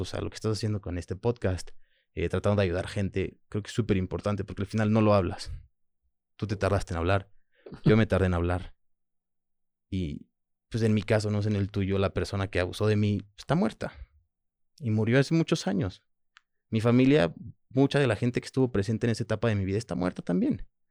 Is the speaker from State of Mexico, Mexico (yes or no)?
no; Manzanillo, Colima, Mexico; first language French; Spanish is a second language; also born or lived in Puerto Vallarta, Mexico / France; mi primer idioma es francés, este, cuando llego a México no hablo español, llego a vivir a Manzanillo con mi abuela y su pareja en ese momento, y estuve con ellos hasta los 10 años